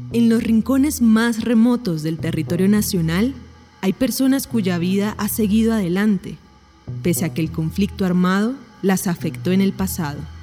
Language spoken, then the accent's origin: Spanish; Plato, Magdalena, Colombia; moved away; also born or lived in Cartagena; tengo 44 años y nací en Plato Magdalena